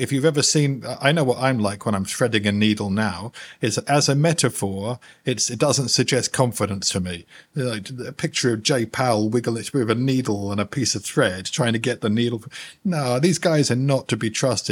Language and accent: English; United Kingdom; moved away; also born or lived in London; I'm from the UK originally. I'm British in most respects, really.